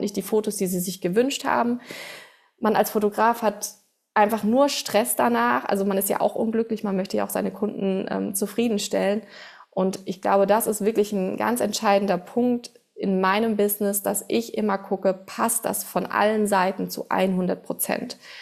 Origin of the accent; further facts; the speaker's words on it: Bad Homburg, Hesse, Germany; first language German; ich komme aus Bad Homburg, das ist in der Nähe von Frankfurt